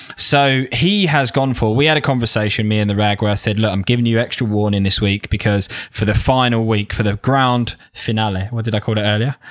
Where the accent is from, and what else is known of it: south of the M25, South East England, United Kingdom; accent: south of the M25 (Cockney-like)